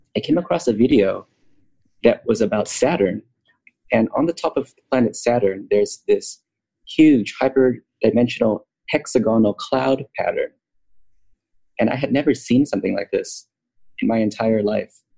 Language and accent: English; United States; also born or lived in Los Angeles; I grew up in America my whole life